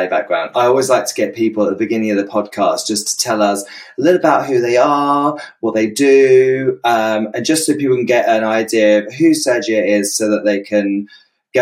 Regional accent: United Kingdom; accent: British; I say it in a British accent

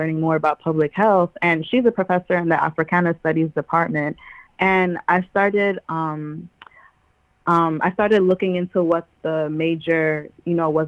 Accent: New York City, New York, United States; I was born and raised in Queens, New York

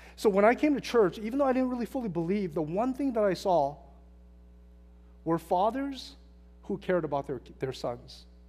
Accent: Hacienda Heights, California, United States; I grew up in Hacienda Heights, California, Wilson High School

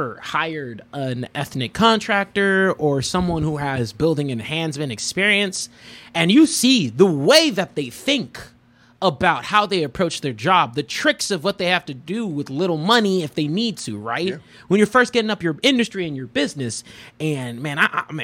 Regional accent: United States; I've been born and raised here

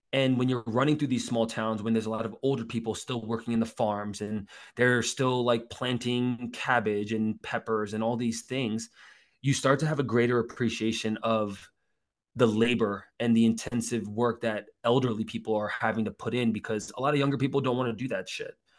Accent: United States; also born or lived in South Korea (ancestry); I grew up in Jersey and, and, and New York as a kid, and my dad still lives in Queens

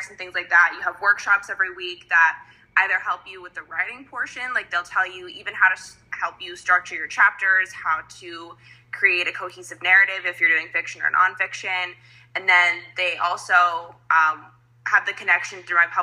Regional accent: Las Vegas, Nevada, United States; moved away as an adult; now in Macau, China; I'm from Vegas, born and raised in America

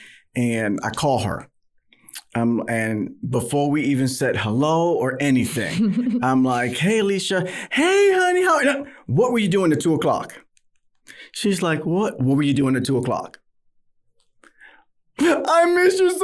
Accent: New York City, New York, United States; moved away as an adult; now in Texas, United States; born and raised in New York City in Manhattan.

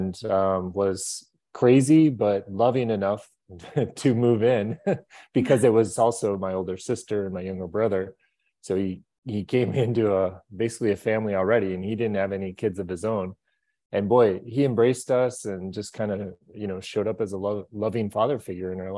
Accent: Minneapolis, Minnesota, United States; I grew up in Minneapolis, Minnesota

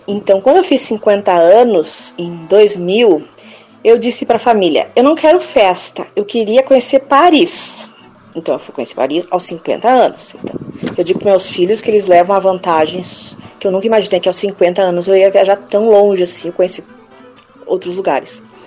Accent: Porto Alegre, Rio Grande do Sul, Brazil; eu saí de Porto Alegre e fui para outro lugar, foi acho que para a Praia Pinheira

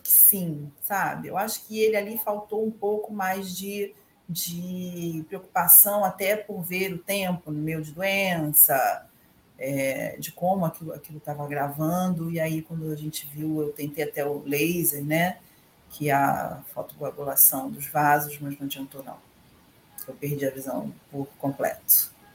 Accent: Niterói, Rio de Janeiro, Brazil; now in Rio de Janeiro, Brazil; sou de Niterói também, mas atualmente eu moro aqui na cidade do Rio.

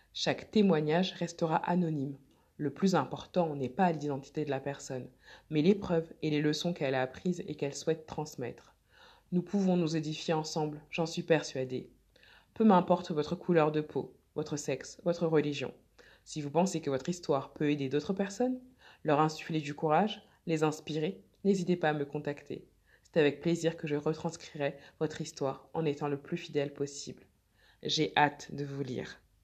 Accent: France; also born or lived in Mali (ancestry); je suis française d'origine malienne

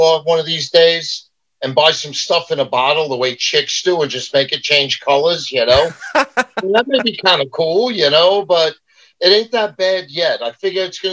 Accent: New York City, New York, United States; now in Long Island, United States; I was from Queens, but then I became an implant in Long Island.

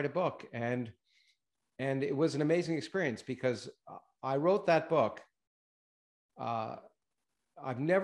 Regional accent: Canada; moved away; also born or lived in United States / Australia; I didn't expect to ever move back to Canada. I've been in the States for 45 years

